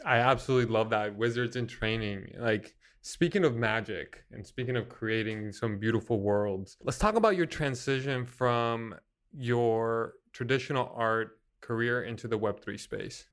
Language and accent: English; West Broward, Florida, United States; growing up in West Broward